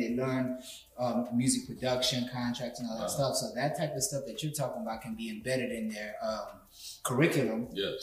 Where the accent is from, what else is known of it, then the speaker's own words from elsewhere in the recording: New York City, New York, United States; I grew up in the Bronx